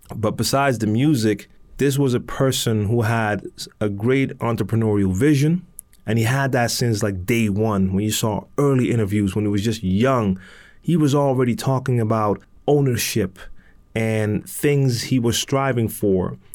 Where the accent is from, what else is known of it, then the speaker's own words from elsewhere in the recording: Amsterdam, North Holland, Netherlands; I'm from Amsterdam, born and raised, and I live in Amsterdam in the Netherlands.